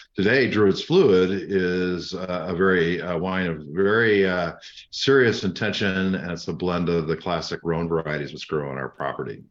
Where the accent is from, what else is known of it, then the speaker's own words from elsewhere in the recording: Illinois, United States; also born or lived in Wisconsin; now in Southern Oregon, United States; I grew up, uh, in the, on the border of, uh, Illinois and Wisconsin around dairy farms